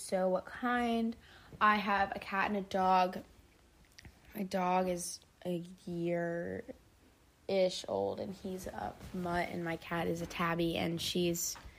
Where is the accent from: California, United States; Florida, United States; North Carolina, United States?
North Carolina, United States; I was born in North Carolina.